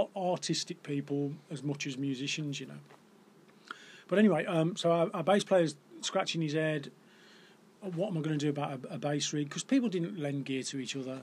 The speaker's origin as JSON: {"language": "English", "area": "Black Country town", "region": "West Midlands", "country": "United Kingdom", "tie": "born or raised there", "said": "I grew up in Corrybonk, which is a very black country town"}